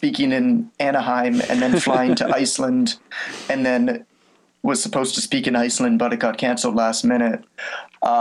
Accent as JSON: {"language": "English", "country": "Canada", "said": "I'm Canadian"}